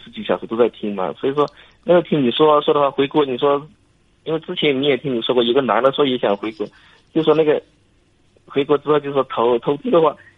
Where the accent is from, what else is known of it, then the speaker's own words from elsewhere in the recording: Lishui, Zhejiang, China; moved away as an adult; now in Italy; 我是浙江丽水的